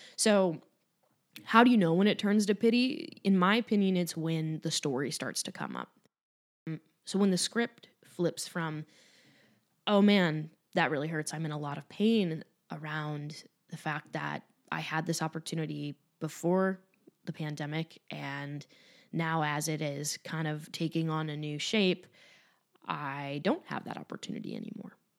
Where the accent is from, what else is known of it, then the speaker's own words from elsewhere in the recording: Cleveland, Ohio, United States; moved away; I'll be in Cleveland as well which is my hometown.